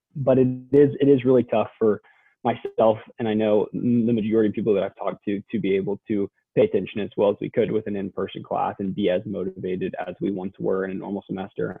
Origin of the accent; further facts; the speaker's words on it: Southlake, Texas, United States; also born or lived in Austin, Texas; I grew up in Southlake, Texas, which is a suburb of the Dallas Fort Worth area